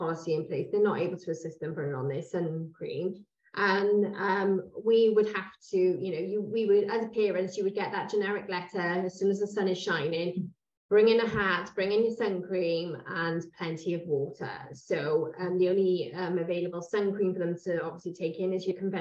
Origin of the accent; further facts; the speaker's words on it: Cwmbran, Wales, United Kingdom; we're both from Cwmbran